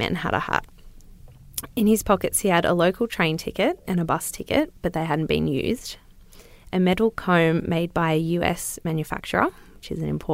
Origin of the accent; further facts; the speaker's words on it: Newcastle, New South Wales, Australia; I am a bogan from Newcastle